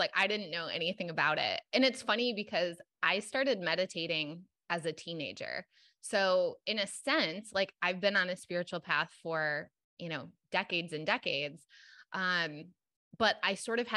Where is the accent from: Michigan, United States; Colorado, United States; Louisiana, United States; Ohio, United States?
Michigan, United States; now in Los Angeles, United States; I grew up in Michigan